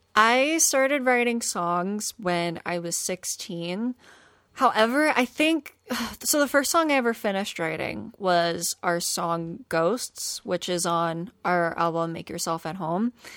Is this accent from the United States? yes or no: yes; Philadelphia, Pennsylvania, United States; I grew up in South Philly, and then I ended up moving to the suburbs when I was sixteen